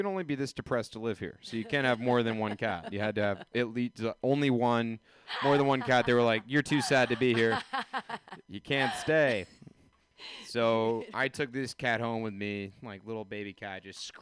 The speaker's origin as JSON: {"language": "English", "region": "the South", "country": "United States", "said": "I am from the South"}